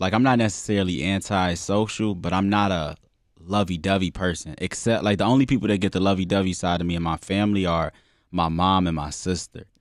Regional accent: Chicago, Illinois, United States; moved away; also born or lived in Tinley Park / Florida; I'm a Muslim, born and raised in Chicago, moved around, like, twenty times in my life

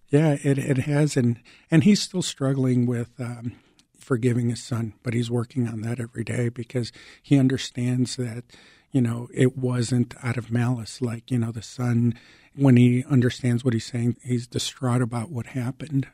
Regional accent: Chicago, Illinois, United States; English is a second language; also born or lived in Mexico; I was also an immigrant, so I came from Mexico. I was six years old, living in the um, Lakeview and Ravenswood Manor uh, neighborhoods here in Chicago. I didn't speak English

